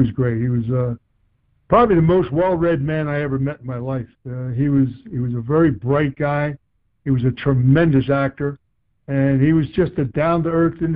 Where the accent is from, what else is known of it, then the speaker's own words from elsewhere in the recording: Philadelphia, Pennsylvania, United States; moved away as an adult; also born or lived in Boston / San Diego; I was from Philadelphia.